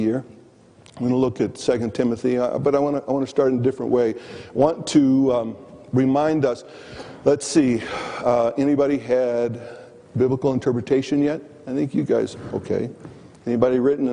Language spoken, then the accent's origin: English; Michigan, United States; moved away; also born or lived in Green Bay, Wisconsin / Columbia, Missouri / Kansas City; I grew up in the Midwest, primarily in Michigan.